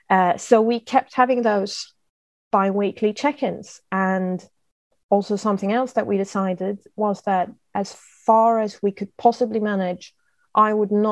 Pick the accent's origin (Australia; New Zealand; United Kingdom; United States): United Kingdom; we always had tea because I'm British.